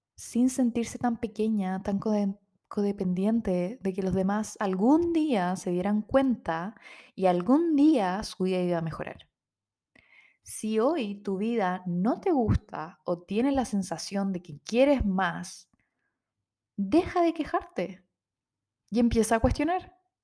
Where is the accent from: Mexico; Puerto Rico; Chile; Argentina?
Chile; Rancagua, O'Higgins; moved away as an adult; also born or lived in Santiago; como somos de región, somos de Rancagua, en Santiago no teníamos muchas redes, no tenemos familia en Santiago